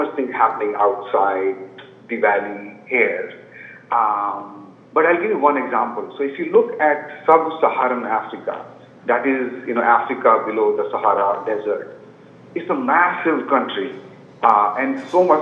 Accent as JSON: {"language": "English", "country": "India", "tie": "born or raised there", "moved": "as an adult", "lives_now": "United States", "said": "I grew up in India and moved to US about 10 years ago"}